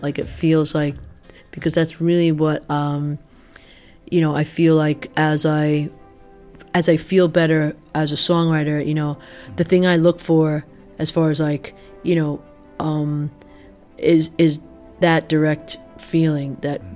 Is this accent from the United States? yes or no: yes; United States; I'm as American as they come